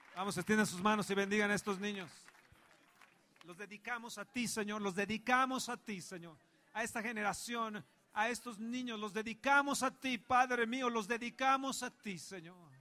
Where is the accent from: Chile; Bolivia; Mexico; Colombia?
Mexico; soy mexicano